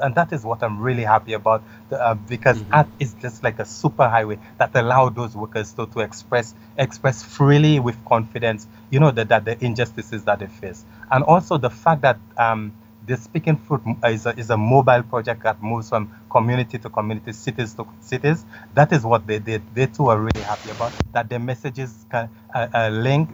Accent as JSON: {"language": "English", "country": "St. Lucia", "also_born_or_lived": "Canada", "moved": "as an adult", "said": "I am from a very small country in the Caribbean named St. Lucia"}